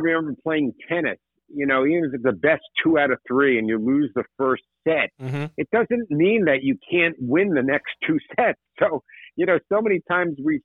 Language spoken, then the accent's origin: English; Tenafly, New Jersey, United States; growing up in Tenafly, New Jersey